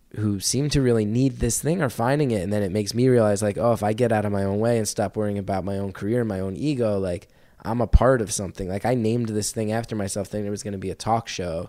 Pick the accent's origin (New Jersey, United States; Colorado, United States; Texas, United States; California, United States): New Jersey, United States; I grew up in North Jersey